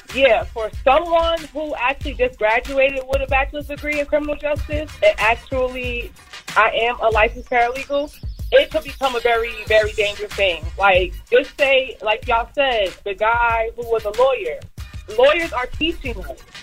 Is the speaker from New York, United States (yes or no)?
yes; New York, United States; moved away; also born or lived in North Carolina; I'm from New York, but I graduated in North Carolina